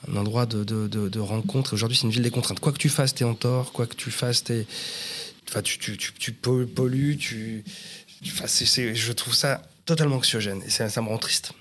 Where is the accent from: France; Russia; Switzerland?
France; Paris southern suburbs, Île-de-France; je suis né à Paris 14e. Voilà, et j'ai toujours vécu en banlieue sud